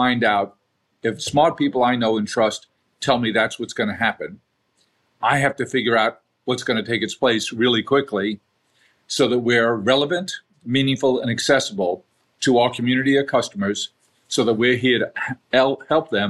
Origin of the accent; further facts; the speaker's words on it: New York City, New York, United States; We grew up in South Queens, not a vibrant neighborhood, blue collar neighborhood, good people